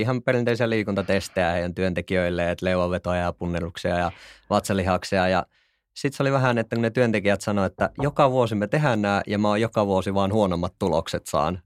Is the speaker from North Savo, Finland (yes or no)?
yes; Kuopio, North Savo, Finland; moved away as an adult; now in Helsinki, Finland; mä oon siis Kuopiosta alun perin